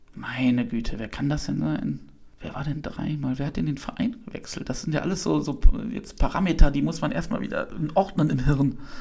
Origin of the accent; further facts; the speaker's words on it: Hilden, North Rhine-Westphalia, Germany; Ich komme auch aus Hilden